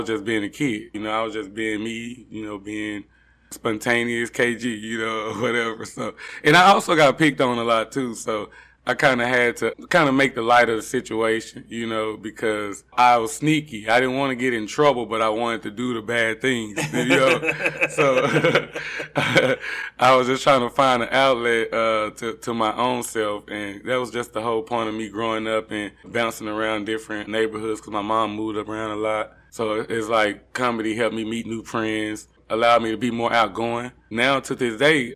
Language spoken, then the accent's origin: English; Dallas, Texas, United States; I'm from here. I'm from, well, I'm not Addison per se, but I'm from DFW area. Actually, Oak Cliff